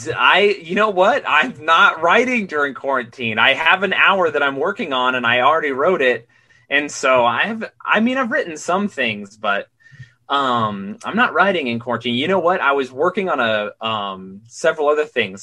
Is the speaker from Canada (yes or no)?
no; Utah, United States; also born or lived in Queens, New York; now in New York City, United States; I'm from Utah, which is really odd in its own special way